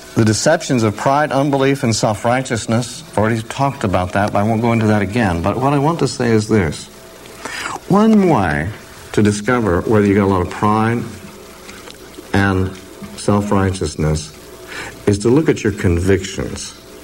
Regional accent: Oregon, United States; glad I'm from Oregon. We don't talk that way

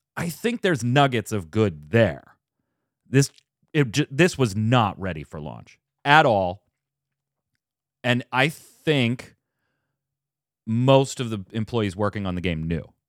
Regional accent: United States; I'm an American

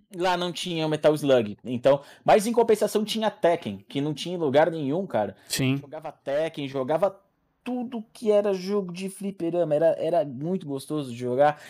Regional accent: Atibaia, São Paulo, Brazil; moved away; Eu cresci em Atibaia

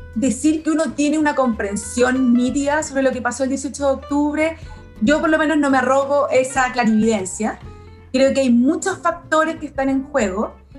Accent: Santiago, Santiago Metropolitan Region, Chile; also born or lived in Paraguay / Germany / Ñuñoa; cuando llegué a Chile, yo nací en Paraguay, eh, aunque soy hija de padres chilenos. Eh, cuando llegué a Chile a los 5 años viví en Providencia

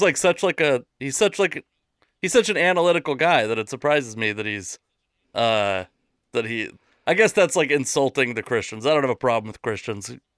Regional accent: Seattle, Washington, United States; I'm from Seattle, which is like the most atheist

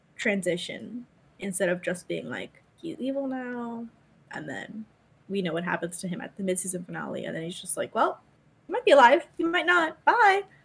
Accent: United States

